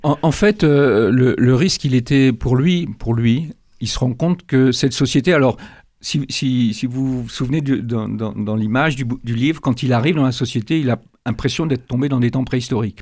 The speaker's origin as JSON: {"language": "French", "country": "Benin", "tie": "born or raised there", "said": "Je suis né euh, au Bénin, donc dans un pays animiste au départ"}